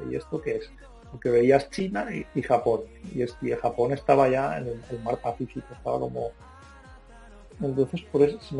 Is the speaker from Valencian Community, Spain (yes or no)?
yes; Calpe, Valencian Community, Spain; born there; Se expandían por mi pueblo, mis